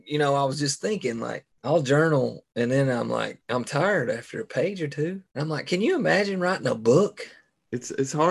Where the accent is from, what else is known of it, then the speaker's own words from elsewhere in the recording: Appalachia, United States; You know, we grew up in Appalachia for us, it, it, family tradition.